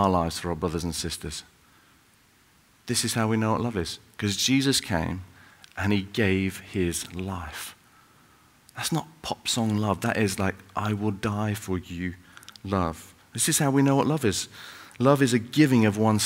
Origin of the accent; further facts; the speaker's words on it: Salford, North West England, United Kingdom; moved away; I grew up in Salford, up in Manchester